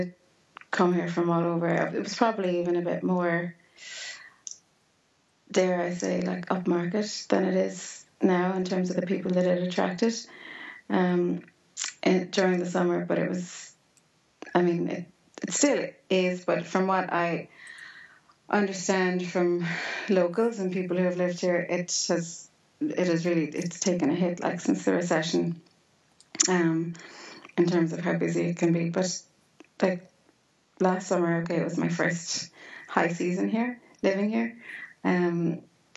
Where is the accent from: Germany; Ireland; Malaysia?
Ireland; Limerick, Munster; moved away as an adult; also born or lived in Dublin; now in Bundoran, Ireland; I'm originally from Limerick, and then I was living in Dublin for a long time